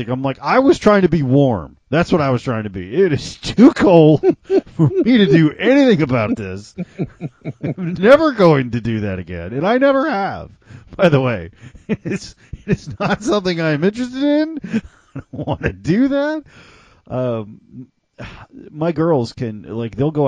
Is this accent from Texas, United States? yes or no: yes; Texas, United States; also born or lived in Mississippi; I lived most of my life in Texas